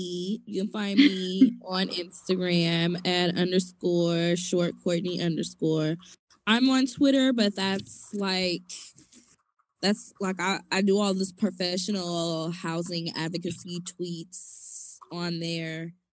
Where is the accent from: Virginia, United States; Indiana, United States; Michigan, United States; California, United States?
California, United States; Berkeley; I was born at Alta Bates